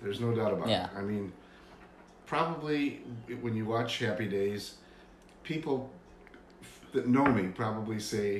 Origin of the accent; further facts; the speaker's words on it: Albany, New York, United States; born there; Well, actually, I was born in Albany, New York.